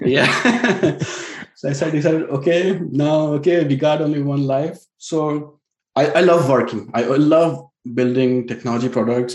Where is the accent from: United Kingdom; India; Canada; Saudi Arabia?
India; now in Silicon Valley, United States; an Indian techie with an elite pedigree